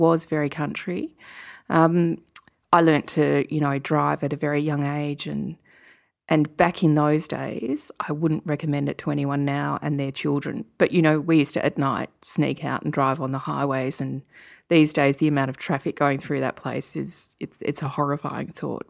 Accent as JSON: {"language": "English", "area": "Yarra Valley", "region": "Victoria", "country": "Australia", "tie": "born or raised there", "said": "I grew up in the Yarra Valley and my parents always were quite keen wine connoisseurs"}